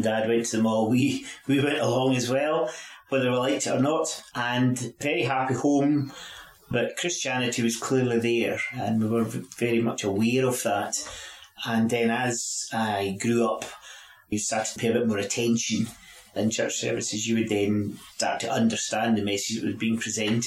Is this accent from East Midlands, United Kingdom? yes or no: no; Glenrothes, Scotland, United Kingdom; also born or lived in St Andrews; grew up in Glenothis